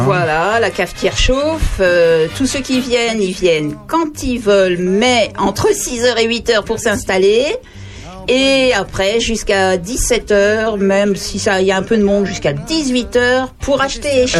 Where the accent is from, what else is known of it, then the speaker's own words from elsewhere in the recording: Paris, Île-de-France, France; moved away; Je suis né à Paris